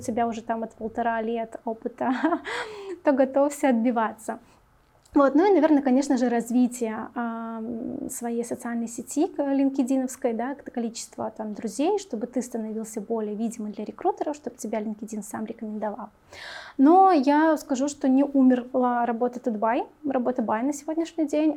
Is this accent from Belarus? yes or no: yes; Minsk, Belarus; Мне 28, я из города Минск